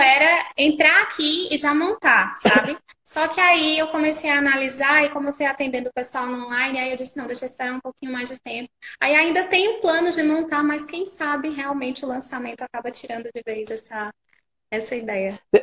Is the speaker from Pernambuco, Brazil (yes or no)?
yes; Pernambuco, Brazil; sou pernambucana